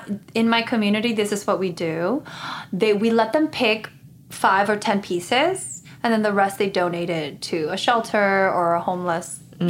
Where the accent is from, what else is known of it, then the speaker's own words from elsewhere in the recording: Guatemala; now in United States; I grew up in Guatemala in a Christian family.